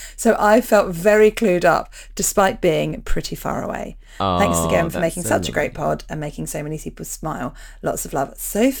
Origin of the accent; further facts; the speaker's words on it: London, United Kingdom; now in New Zealand; and so I'm from London, but I've lived in New Zealand for the last few years.